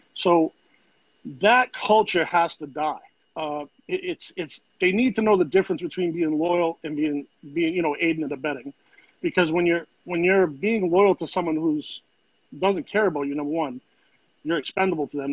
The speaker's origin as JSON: {"language": "English", "town": "Boston", "region": "Massachusetts", "country": "United States", "tie": "born or raised there", "moved": "as an adult", "lives_now": "Florida, United States", "said": "where I grew up in Grove Hall, we didn't really have projects, but the whole thing's a project"}